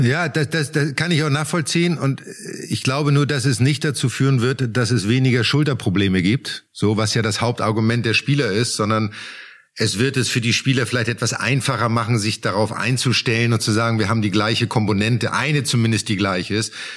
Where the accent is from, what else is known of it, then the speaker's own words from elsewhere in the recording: Germany; bei uns in Deutschland